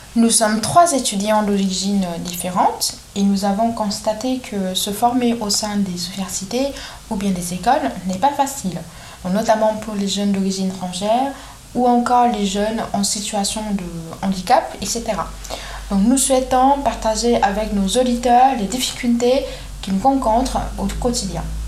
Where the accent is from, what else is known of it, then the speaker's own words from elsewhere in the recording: Vietnam; moved away as an adult; now in France; je suis vietnamienne et ça fait bientôt 4 ans que je vis en France